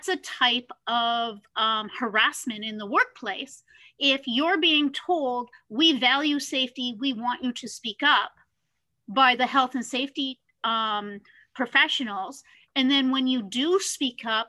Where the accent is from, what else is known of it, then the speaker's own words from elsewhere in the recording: Canada; Being Canadian